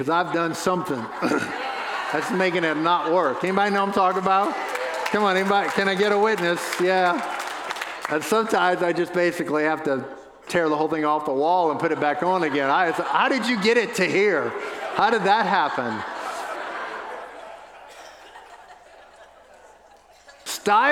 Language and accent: English; New Orleans, Louisiana, United States; moved away; We have family members that pastor a church in New Orleans, the little church I got saved